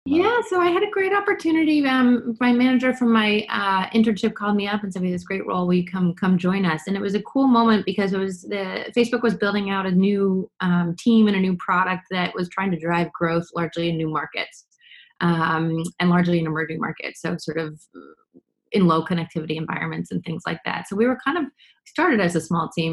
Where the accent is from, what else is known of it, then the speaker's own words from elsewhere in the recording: New York City, New York, United States; now in Boston, United States; I grew up in New York City, uh, but both my parents are from Boston or the Boston area